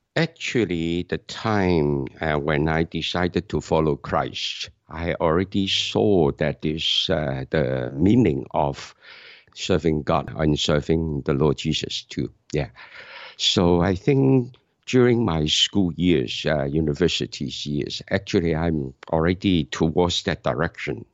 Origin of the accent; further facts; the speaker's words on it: Hong Kong; moved away as an adult; now in Canada; I'm from Hong Kong, so I attend churches in Hong Kong.